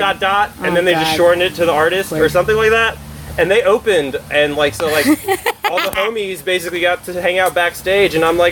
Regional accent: West Paterson, New Jersey, United States; accent: Jersey; moved away; also born or lived in Livingston, New Jersey; I was born in Livingston, which is northern Jersey.

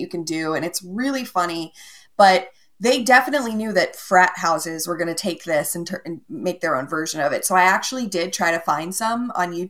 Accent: Connecticut, United States; moved away as an adult; also born or lived in Newtown Square, Pennsylvania

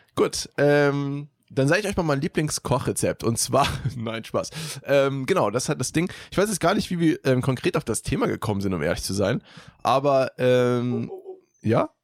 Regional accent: Germany; ich bin auch in Deutschland geboren.

